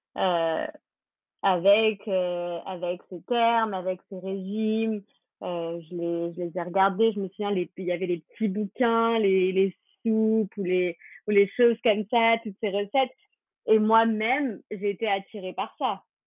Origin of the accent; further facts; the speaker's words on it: France; on est français